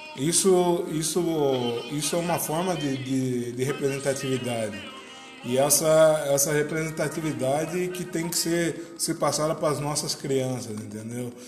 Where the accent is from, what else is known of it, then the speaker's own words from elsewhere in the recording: Tatuí, São Paulo, Brazil; also born or lived in Piracicaba; Eu nasci em Piracicaba, mas moro em Tatuí